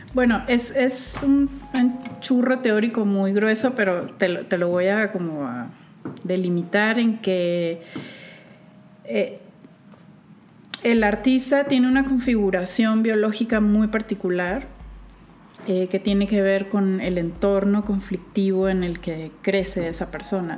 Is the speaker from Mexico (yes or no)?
yes; Culiacán, Sinaloa, Mexico; moved away; Soy de Culiacán. Vengo muy orgullosa de mi estado y su capital